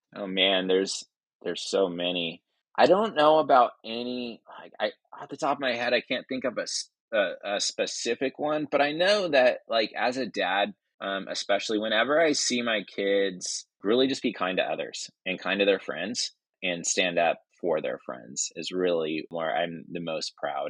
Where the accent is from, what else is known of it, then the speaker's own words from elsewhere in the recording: Northern California, United States; moved away as an adult; also born or lived in Washington State; now in Oklahoma City, United States; moved, uh, down to Northern California, which is where I grew up